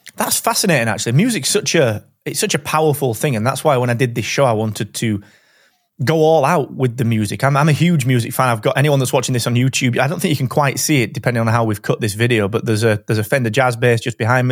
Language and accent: English; Barnsley, Yorkshire and the Humber, United Kingdom; accent: Barnsley; we're both from Barnsley